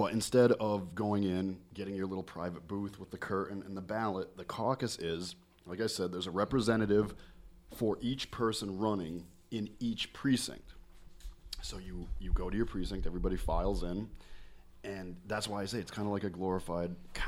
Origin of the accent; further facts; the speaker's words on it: New Hampshire, United States; I'm from New Hampshire